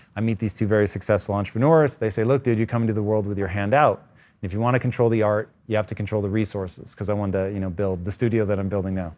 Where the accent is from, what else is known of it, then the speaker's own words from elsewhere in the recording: Tacoma, Washington, United States; a child of the eighties, growing up in Tacoma, Washington, basically bordering on rural